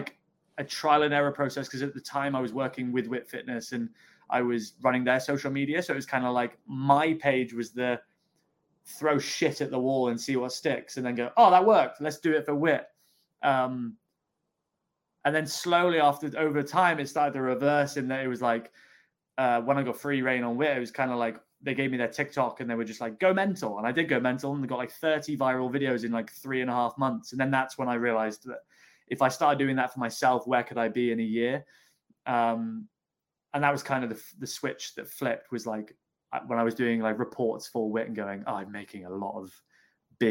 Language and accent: English; Devon, South West England, United Kingdom; also born or lived in Exeter; My dad got transferred to Exeter. I popped out, and then I grew up in Devon.